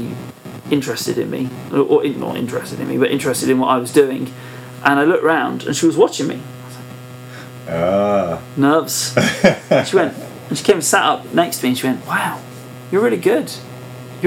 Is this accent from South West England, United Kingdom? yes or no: yes; Perranporth, South West England, United Kingdom; also born or lived in Truro; I was born in Trillisk, but I'm from Perranporth